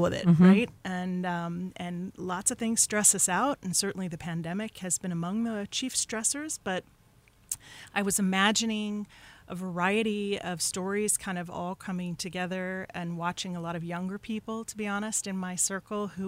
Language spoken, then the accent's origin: English; Denver, Colorado, United States; moved away as an adult; also born or lived in New York / New York City; now in Hudson Valley, United States; I was born in New York, but I was raised in Colorado